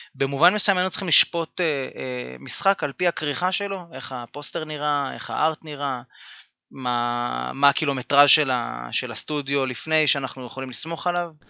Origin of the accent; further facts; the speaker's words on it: Tel Aviv, Tel Aviv District, Israel; moved away; בעיר מולדתי, תל אביב.